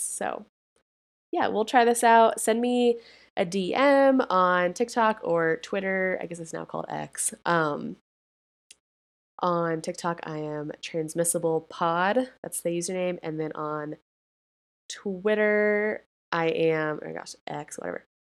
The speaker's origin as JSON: {"language": "English", "region": "Colorado", "country": "United States", "tie": "born or raised there", "said": "my home state of Colorado"}